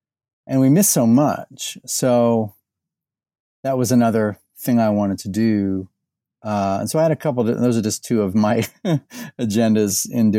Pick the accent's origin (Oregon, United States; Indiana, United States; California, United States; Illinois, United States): Indiana, United States; Indianapolis; born or raised there; now in Louisville, United States